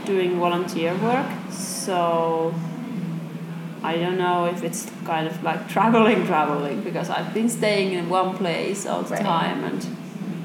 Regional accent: Finland; from Finland

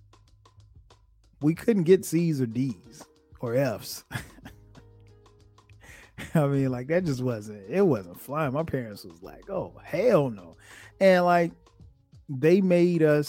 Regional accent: Florence, South Carolina, United States; born or raised there; now in Atlanta, United States

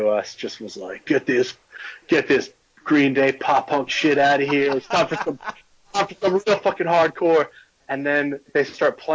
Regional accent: Sussex County, New Jersey, United States; moved away as an adult; when I was growing up in Sussex County

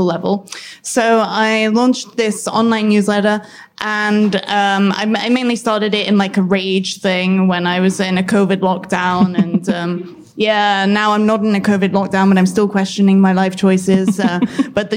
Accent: United Kingdom; also born or lived in London; In case you haven't guessed from my accent, I'm British.

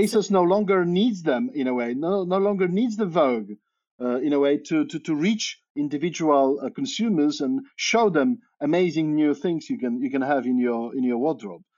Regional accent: Poland; moved away as an adult; also born or lived in Cambridge, Massachusetts, United States; now in Oxford, United Kingdom; I'm originally Polish. So I grew up in Poland

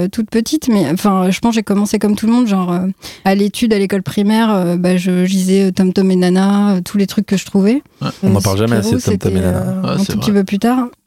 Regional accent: Brittany, France; born there; also born or lived in Paris region / Aquitaine / Landes / Strasbourg; j'ai habité un peu partout en France, euh, région parisienne, euh, Aquitaine, Lande, euh, Strasbourg. Enfin, je suis née en Bretagne, mais je ne suis pas restée long

